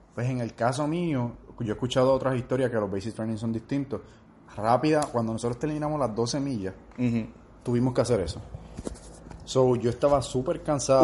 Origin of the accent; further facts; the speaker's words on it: Orocovis, Puerto Rico; mayor parte de mi vida fue en Orocovis, donde, donde me crié y crecí.